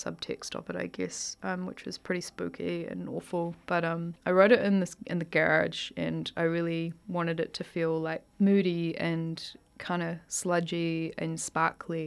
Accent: Auckland, New Zealand; moved away as an adult; also born or lived in Dunedin; I'm from Auckland, and I kind of grew up between sort of south central and west Auckland

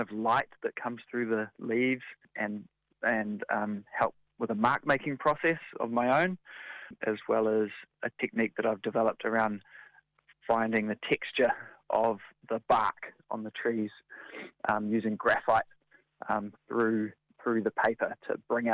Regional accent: Hamilton, Waikato, New Zealand; I'm originally from Hamilton and I spent a lot of time kind of in the bush and in the outdoors growing up.

